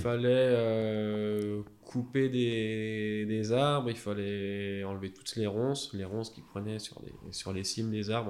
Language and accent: French; Alsace, Grand Est, France; moved away as an adult; moi, je suis originaire d'Alsace